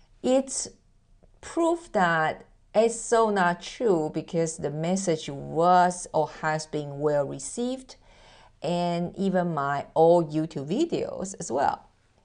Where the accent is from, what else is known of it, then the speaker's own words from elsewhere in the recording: Taiwan; accent: mixture of American, British English, German, Japanese and Mandarin; English is a second language; moved away; As you can hear that I am originally from Taiwan, I'm Asian, and through the 18 years of relocation, my accent totally mess up.